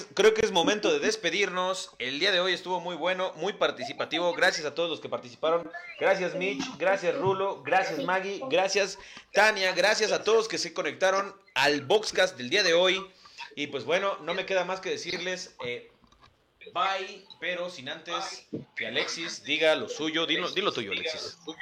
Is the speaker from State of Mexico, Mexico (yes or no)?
yes; Ixtapaluca, State of Mexico, Mexico; Somos de Ixtapaluca